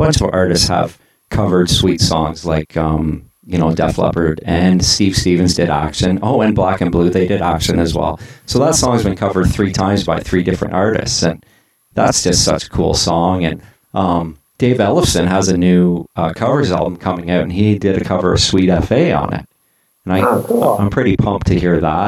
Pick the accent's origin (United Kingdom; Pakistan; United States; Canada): Canada; Toronto, Ontario; being Canadian and being from Toronto